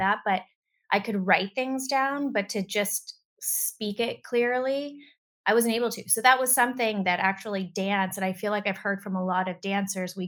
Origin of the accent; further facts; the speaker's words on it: Pittsburgh, Pennsylvania, United States; I grew up in Pittsburgh, Pennsylvania